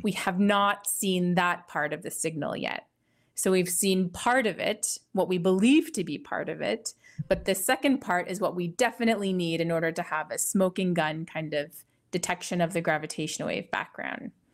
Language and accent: English; Ottawa, Ontario, Canada; moved away as an adult; also born or lived in Italy / United Kingdom / California / Germany; now in Connecticut, United States; I'm originally from Ottawa, Canada